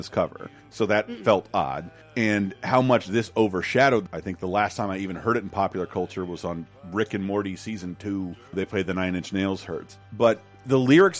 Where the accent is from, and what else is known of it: Tallahassee, Florida, United States; born or raised there